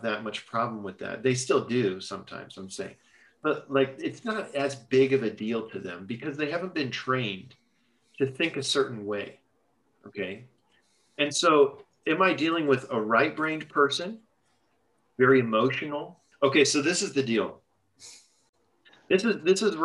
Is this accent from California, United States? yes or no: yes; Los Angeles, California, United States; moved away as an adult; also born or lived in Texas; I'm from Los Angeles.